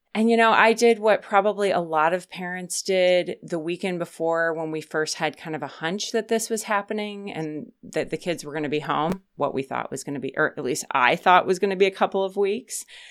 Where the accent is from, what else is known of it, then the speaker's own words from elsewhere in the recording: Minneapolis, Minnesota, United States; where I grew up in Minneapolis is now a suburb, but when I was a kid, it was farmland everywhere.